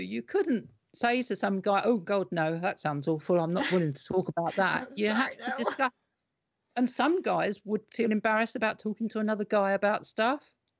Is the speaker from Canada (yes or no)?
no; United Kingdom; But so as British, that's kind of the way we kind of have been.